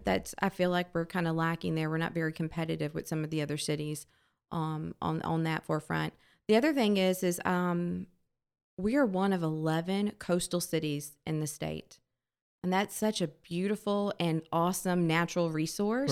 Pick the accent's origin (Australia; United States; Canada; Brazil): United States; D'Iberville, Mississippi; This is my hometown